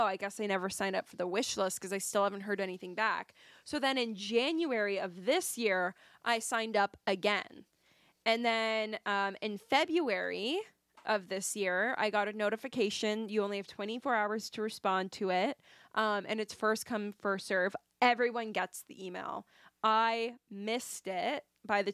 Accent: Canada; we are Canadian

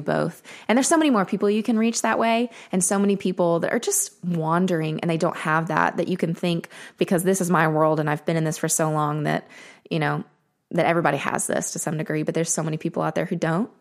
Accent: Murfreesboro, Tennessee, United States; also born or lived in Nashville; I grew up in Murfreesboro

